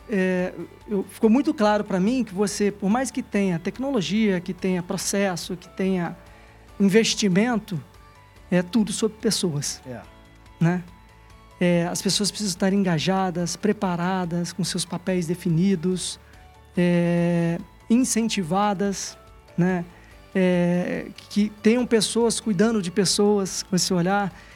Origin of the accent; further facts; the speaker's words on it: Minas Gerais, Brazil; also born or lived in Juiz de Fora; como típico mineiro de cidade pequena